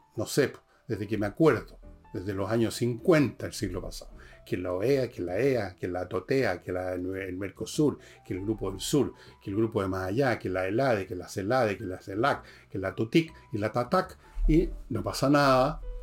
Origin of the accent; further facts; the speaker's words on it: Chile; como chileno